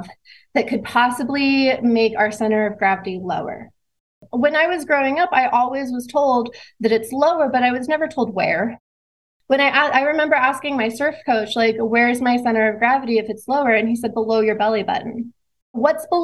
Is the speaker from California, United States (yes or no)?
yes; Southern California, United States; I grew up in Southern California